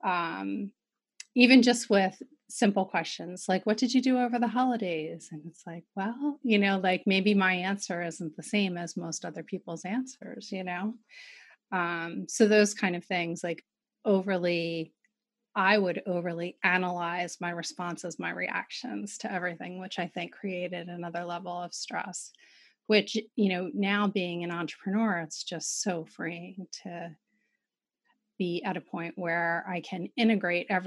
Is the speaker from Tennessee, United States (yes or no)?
no; Philadelphia, Pennsylvania, United States; I grew up in West Philadelphia